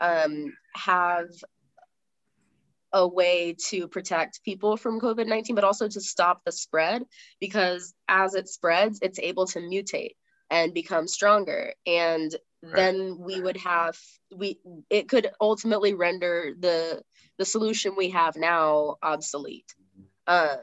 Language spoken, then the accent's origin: English; United States; we're both American